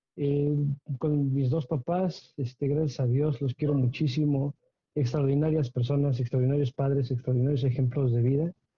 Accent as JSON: {"language": "Spanish", "region": "Querétaro", "country": "Mexico", "tie": "born or raised there", "said": "soy queretano y queretano de generaciones, de muchas, muchas generaciones atrás. Entonces, queretano"}